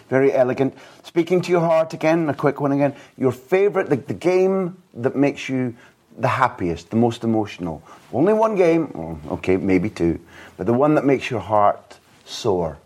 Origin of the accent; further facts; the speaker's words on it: Aberdeen, Scotland, United Kingdom; I'm from Aberdeen